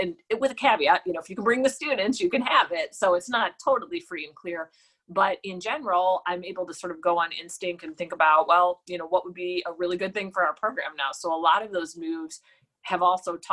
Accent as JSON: {"language": "English", "town": "Cleveland", "region": "Ohio", "country": "United States", "tie": "born or raised there", "moved": "yes", "said": "I'm from Cleveland. I'm paying attention to what is happening in my hometown"}